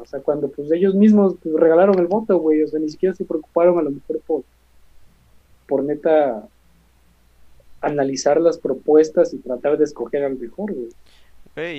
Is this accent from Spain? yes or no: no; Mexico; also born or lived in Xalapa; no tanto como estudiantes de derecho, sino también pues como mexicanos